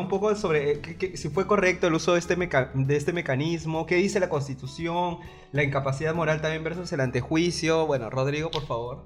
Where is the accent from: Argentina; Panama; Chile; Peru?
Peru; como peruanos